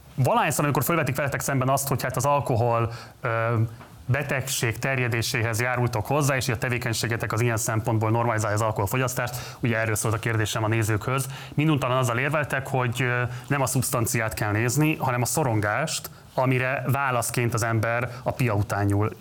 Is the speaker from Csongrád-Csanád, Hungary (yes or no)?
no; Budapest, Hungary; én az hetedik kerületben nőttem fel